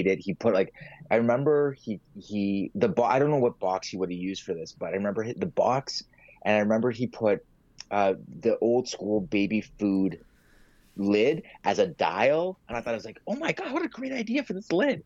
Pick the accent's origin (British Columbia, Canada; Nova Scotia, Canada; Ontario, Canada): Ontario, Canada; Mississauga; I grew up in Streetsville, in Mississauga, and it's actually one of Canada's or Ontario's oldest little towns